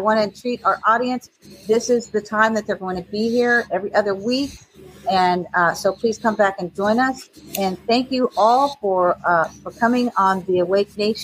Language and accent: English; Florida, United States; I'm from Florida.